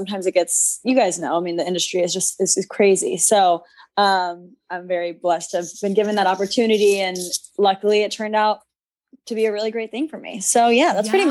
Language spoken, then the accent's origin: English; San Antonio, Texas, United States; moved away as an adult; now in Los Angeles, United States; I'm from San Antonio, Texas